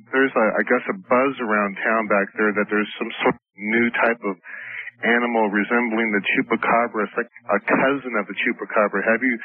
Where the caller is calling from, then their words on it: San Bernardino, California, United States; I'm calling from San Bernardino.